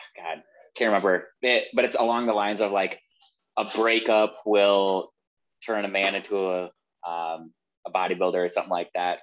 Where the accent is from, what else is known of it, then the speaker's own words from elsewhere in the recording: Wisconsin, United States; moved away as an adult; now in Florida, United States; I'm originally from Wisconsin